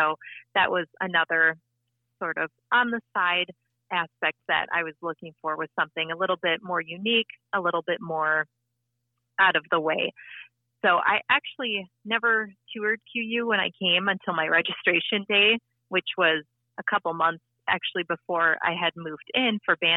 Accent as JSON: {"language": "English", "town": "Appleton", "region": "Wisconsin", "country": "United States", "also_born_or_lived": "Quincy, Illinois", "moved": "as an adult", "lives_now": "Lincoln, United States", "said": "I'm originally from Appleton, Wisconsin"}